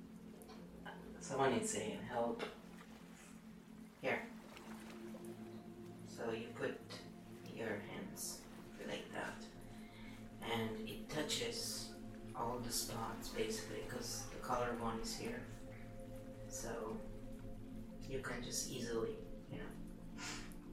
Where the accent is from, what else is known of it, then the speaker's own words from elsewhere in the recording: Italy; Italians are so mixed